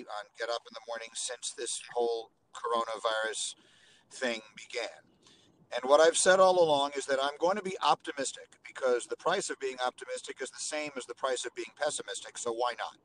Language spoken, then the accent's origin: English; New York, United States; moved away as an adult; also born or lived in Chicago; I grew up in New York, and then I grew up again in Chicago